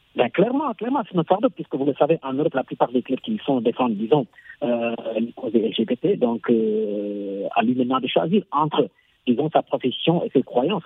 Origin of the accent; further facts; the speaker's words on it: Senegal; en tant que Sénégalais qui a été éduqué